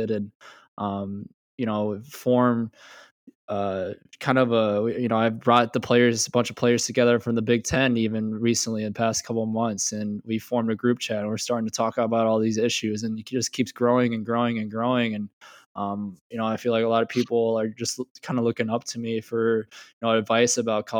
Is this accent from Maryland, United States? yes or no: no; Marion, Iowa, United States; I grew up in Marion, which is 25-30 minutes away